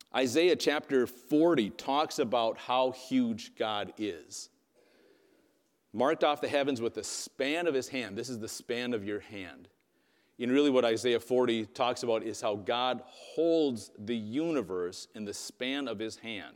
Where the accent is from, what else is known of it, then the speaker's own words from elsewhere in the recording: Wisconsin, United States; first language English; I grew up in Wisconsin.